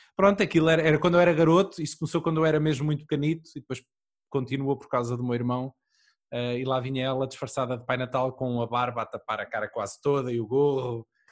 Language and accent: Portuguese; Aveiro district, Centro, Portugal; eu sou do, distrito de Aveiro